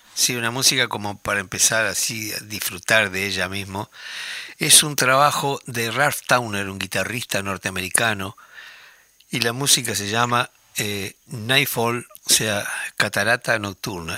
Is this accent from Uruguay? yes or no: yes; Tacuarembó, Uruguay; moved away as an adult; como hombre del interior, yo nací en Tacuarembó y viví allí hasta los 20 años